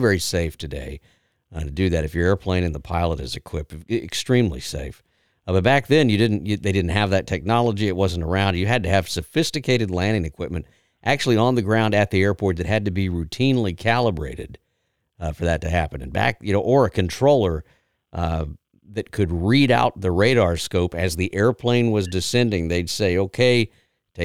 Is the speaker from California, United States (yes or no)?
no; South Texas, United States; I'm from South Texas, where I'm used to heat and humidity.